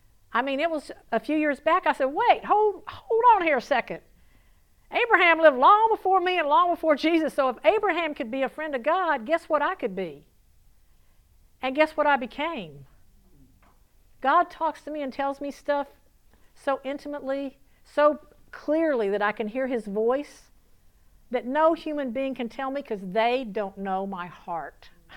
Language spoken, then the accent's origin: English; the South, United States; accent: southern; Elena, how bad did I southern my southern accent butcher your language?